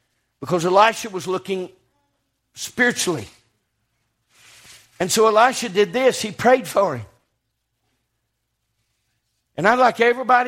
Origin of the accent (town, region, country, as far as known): United States